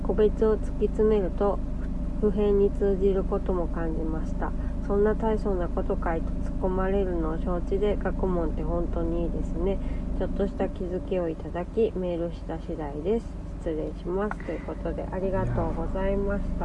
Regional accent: Kansai, Japan; 私も関西人なんでね。

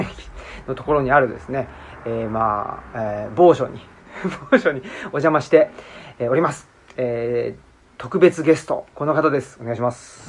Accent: Urawa, Saitama, Japan; moved away; 埼玉県の浦和ってとこ出身

